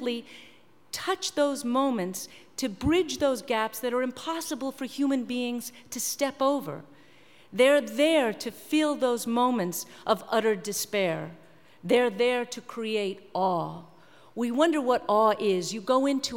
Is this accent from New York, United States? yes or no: yes; New York, United States; I'm from New York. I saw it out my window